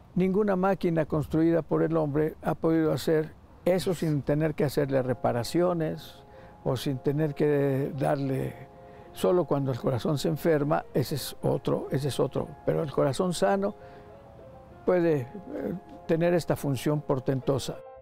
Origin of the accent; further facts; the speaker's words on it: Mexico; soy mexicano